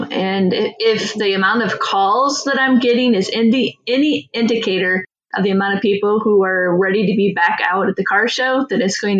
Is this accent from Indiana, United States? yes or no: yes; Auburn, Indiana, United States; that's my hometown.